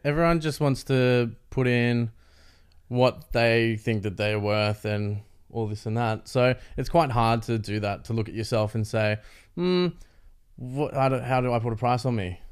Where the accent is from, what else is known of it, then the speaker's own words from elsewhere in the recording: Canberra, Australian Capital Territory, Australia; moved away; also born or lived in Melbourne; I grew up in Canberra